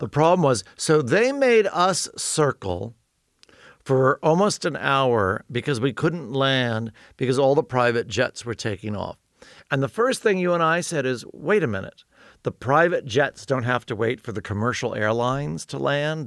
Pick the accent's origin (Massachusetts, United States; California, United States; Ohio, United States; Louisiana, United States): California, United States; Los Angeles; I'm from Los Angeles